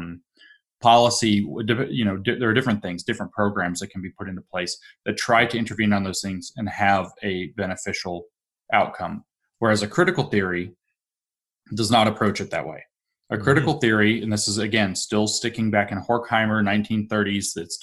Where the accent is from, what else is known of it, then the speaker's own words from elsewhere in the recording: the South, United States; now in Appalachia, United States; growing up in the South